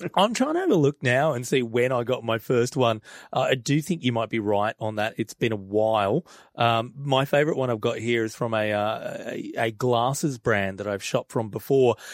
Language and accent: English; Australia; as an Aussie